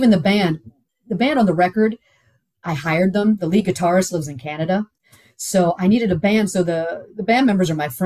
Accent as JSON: {"language": "English", "town": "Houston", "region": "Texas", "country": "United States", "also_born_or_lived": "Pittsburgh, Pennsylvania", "said": "I'm from Houston. I'm not used to the cold weather."}